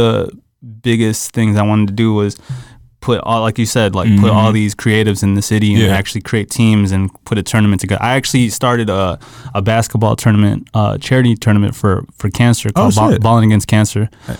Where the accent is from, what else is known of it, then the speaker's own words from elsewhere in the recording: Philippines; I'm Filipino, bro, so we all hoop.